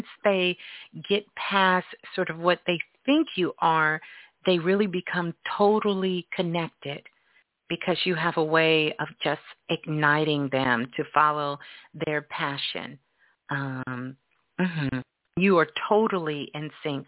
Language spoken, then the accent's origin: English; New York City, New York, United States; Brooklyn, Brooklyn, my hometown